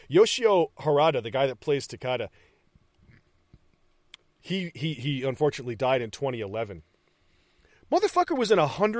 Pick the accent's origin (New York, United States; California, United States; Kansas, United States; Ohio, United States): New York, United States; Utica; I'm from upstate New York. I'm from Utica.